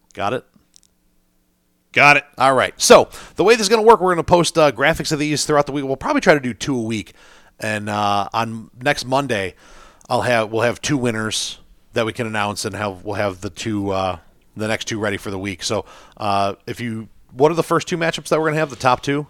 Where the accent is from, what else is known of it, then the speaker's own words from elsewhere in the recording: United States; as an American